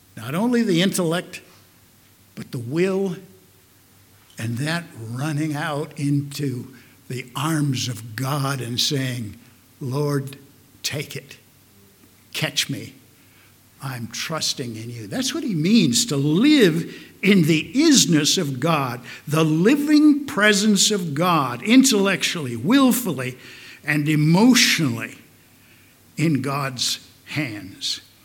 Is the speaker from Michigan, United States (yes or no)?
no; Omaha, Nebraska, United States; also born or lived in Carter Lake, Iowa; I grew up in Omaha, Nebraska. Well, actually, as many of you know, Carter Lake, Iowa, which is an integral part of Omaha, Nebraska